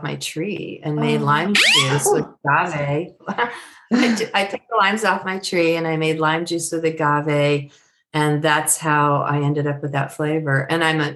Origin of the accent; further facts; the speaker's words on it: San Francisco Bay Area, California, United States; I'm from the Bay Area, as you know, San Francisco Bay Area